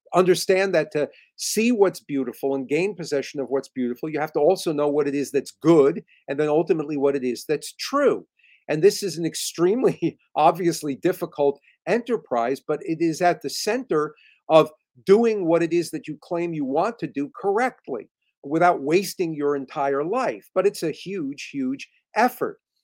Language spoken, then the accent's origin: English; just outside New York City, New Jersey, United States; I, I, I grew up just outside of New York City, in New Jersey